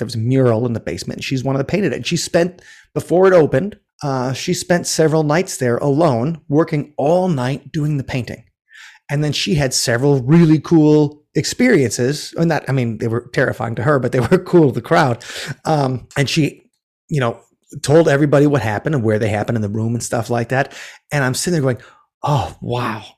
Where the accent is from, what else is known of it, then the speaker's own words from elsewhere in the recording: Milwaukee, Wisconsin, United States; also born or lived in Minneapolis; now in Madison, United States; I grew up in the Mil-, near Milwaukee